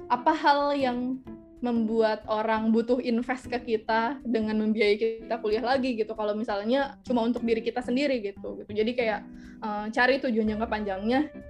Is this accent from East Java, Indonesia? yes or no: no; Jakarta, Indonesia; ya itu tadi dengan segala privilege-nya sebagai orang Jakarta ya walaupun mungkin aku bukan berasal dari keluarga yang um, well off juga ya